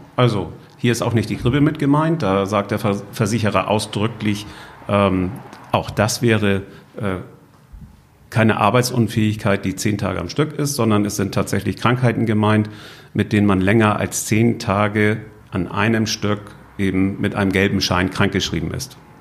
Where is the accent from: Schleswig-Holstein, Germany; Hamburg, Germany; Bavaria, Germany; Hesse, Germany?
Schleswig-Holstein, Germany; Husum; Nordfriesland, wo ist das eigentlich? Äh, und dann auch noch die Kreisstadt